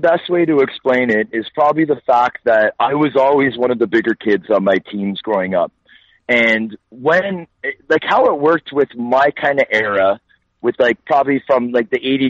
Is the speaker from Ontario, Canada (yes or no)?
yes; Toronto, Ontario, Canada; also born or lived in Vancouver; born there. And then when I was 6 years old is when I came back to Toronto with my family. So I've been in Scarborough, which is a suburb of Toronto, since I was 6 years old, minus all the hockey cities that I've lived in.